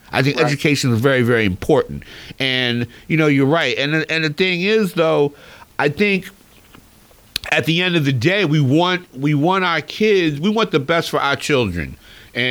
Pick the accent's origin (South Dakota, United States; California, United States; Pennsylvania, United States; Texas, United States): Pennsylvania, United States; Philadelphia; I grew up in Philly